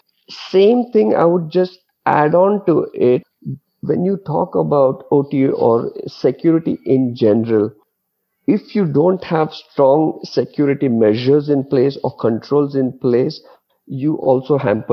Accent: Mumbai, Maharashtra, India; moved away as an adult; also born or lived in Dubai; I'm born and brought up in Mumbai, but most of my career I spent in Dubai. So I lived 17 years in Dubai

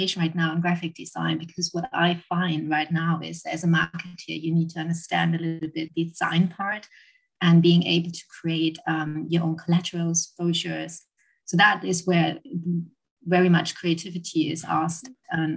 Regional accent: Germany; moved away as an adult; now in London, United Kingdom; I'm originally from Germany and I've been living and working in London for the last 9 years.

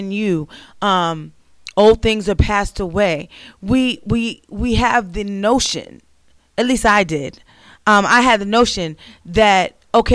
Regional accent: New York, United States; moved away as an adult; That's where I grew up my entire life

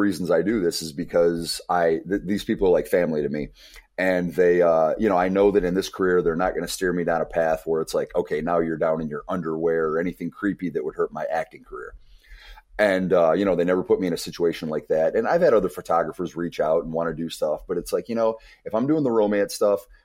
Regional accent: Monroe, Michigan, United States; moved away; my hometown of Monroe, which is a very blue collar town

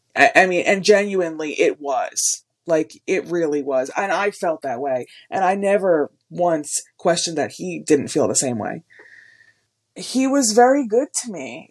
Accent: Wayne, New Jersey, United States; I grew up in Wayne, New Jersey

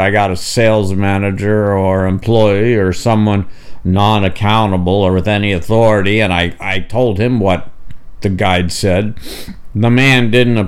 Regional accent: Tulsa, Oklahoma, United States; also born or lived in East Coast; I grew up in Tulsa, Oklahoma, largely shielded from anti-Semitism

